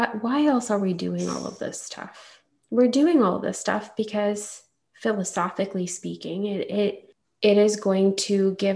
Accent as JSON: {"language": "English", "country": "India", "said": "as an Indian woman"}